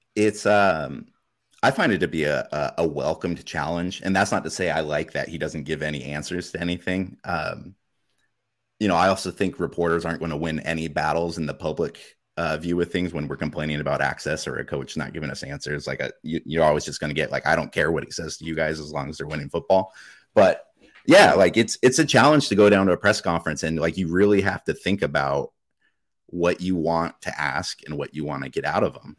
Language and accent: English; Alaska, United States; now in Portland, United States; I grew up in Alaska. I've been, I've been in Portland here for the last ten years